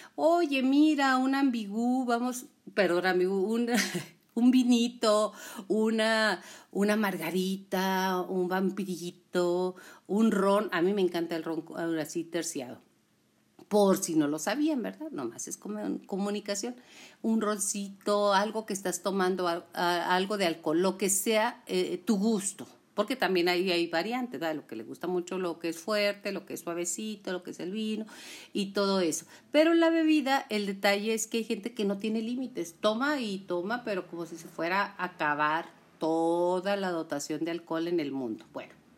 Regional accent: Chihuahua, Mexico; soy de Chihuahua, ¿eh? Por eso hablo con la Che.

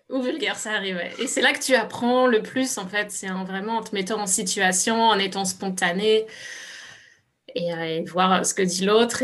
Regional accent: France; moved away as an adult; now in Canada; je suis française mais immigrée au Canada depuis dix ans

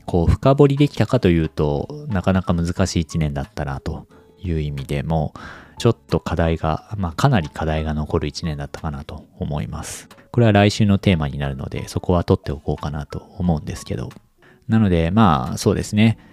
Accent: Japan; now in Kanto, Japan; 地方出身者

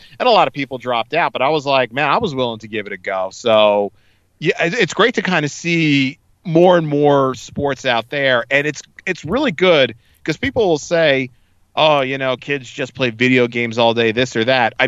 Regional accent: East Brunswick, New Jersey, United States; I grew up in East Brunswick

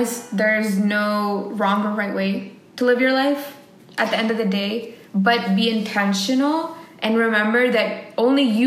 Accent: United States; being Indian Americans

